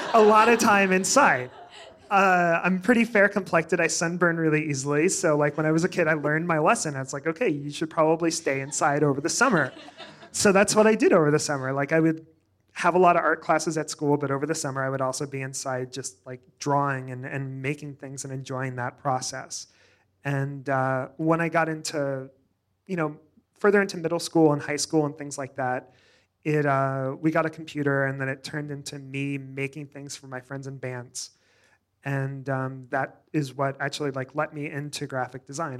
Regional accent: Joplin, Missouri, United States; moved away; also born or lived in New York / Springfield, Missouri; I grew up in a small town in Southwest Missouri called Joplin, Missouri.

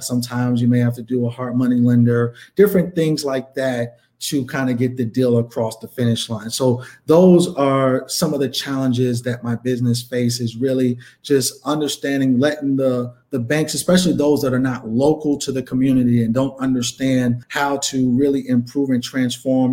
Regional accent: New York, United States; moved away as an adult; also born or lived in Bronx, New York; now in Chicago, United States; growing up in New York

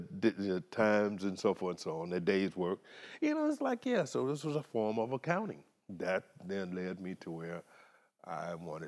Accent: Las Vegas, Nevada, United States; I'm from Las Vegas

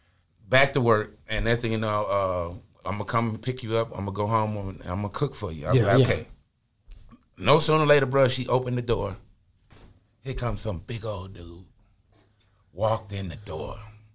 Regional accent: Ohio, United States; moved away; also born or lived in Birmingham, Alabama; I was born in Ohio.

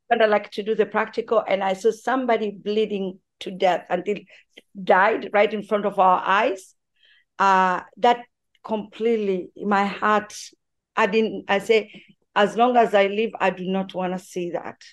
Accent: Tanzania; born or raised there

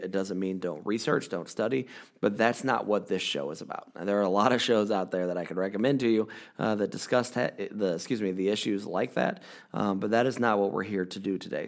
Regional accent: United States; I am a, a white man born in America. Uh, I've lived in America my entire life.

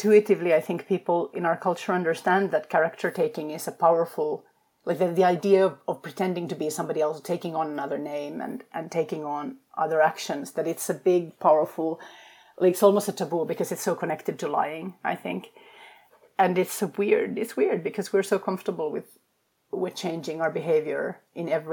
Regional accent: Finland; moved away; also born or lived in Sweden / England / Denmark; I come from Finland, which is a culture that does not have small talk, like at all

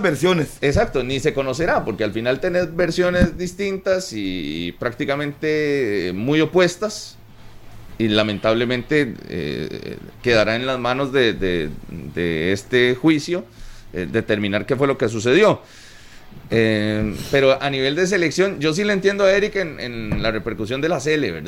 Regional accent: Costa Rica; como ticos

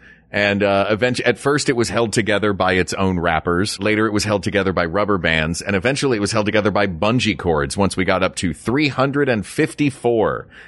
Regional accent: Tennessee, United States; now in California, United States; I grew up in Tennessee.

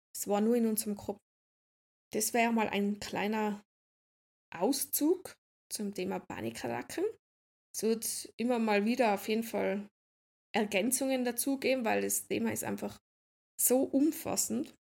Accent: Austria; ich bin aus Österreich

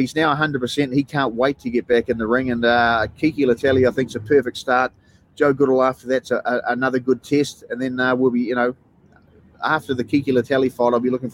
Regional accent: New Zealand; now in Australia; I come from New Zealand

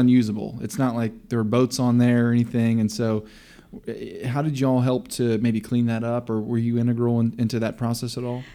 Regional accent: Coppell, Texas, United States; I grew up in Cop Hill

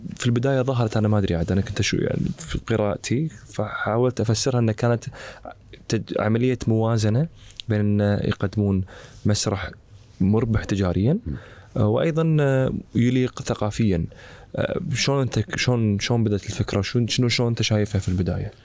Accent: Kuwait; احنا عندنا بالكويت

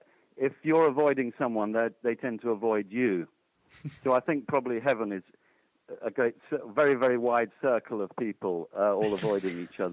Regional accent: United Kingdom; being British myself

